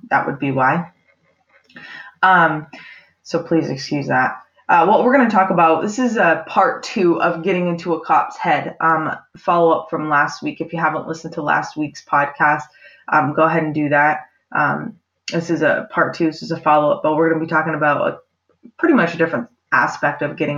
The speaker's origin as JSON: {"language": "English", "region": "Maine", "country": "United States", "tie": "born or raised there"}